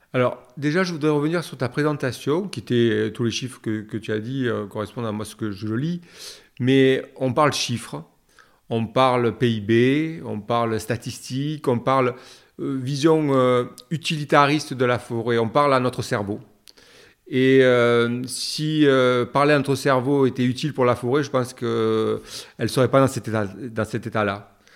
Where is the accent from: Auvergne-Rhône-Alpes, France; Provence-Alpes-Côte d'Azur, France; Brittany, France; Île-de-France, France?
Provence-Alpes-Côte d'Azur, France; Marseille; né à Marseille, dans les Calanques.